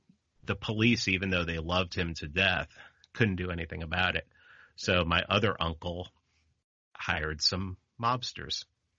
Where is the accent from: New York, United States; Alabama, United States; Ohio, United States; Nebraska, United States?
New York, United States; New York City; I grew up in the Bronx